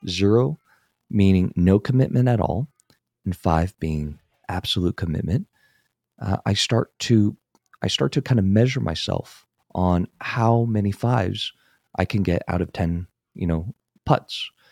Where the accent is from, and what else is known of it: San Francisco Bay Area, California, United States; born or raised there